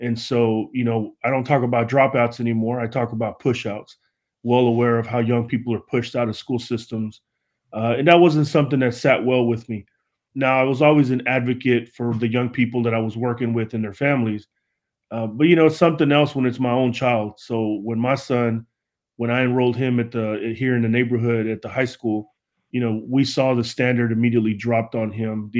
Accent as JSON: {"language": "English", "town": "Fort Worth", "region": "Texas", "country": "United States", "said": "I'm from Fort Worth, Texas, and I'm also in my third term here serving in Fort Worth Independent School District"}